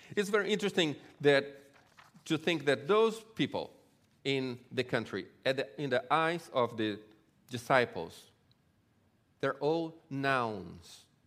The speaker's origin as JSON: {"language": "English", "country": "Brazil", "tie": "born or raised there", "also_born_or_lived": "Israel", "moved": "yes", "lives_now": "LaGrange, United States", "said": "I grew up in Brazil and, um, from a Jewish family"}